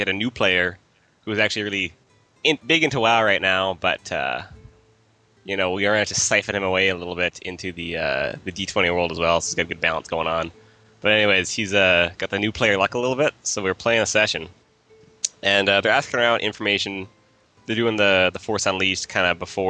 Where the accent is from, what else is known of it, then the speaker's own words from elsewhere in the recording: Brandon, Manitoba, Canada; I'm from Brandon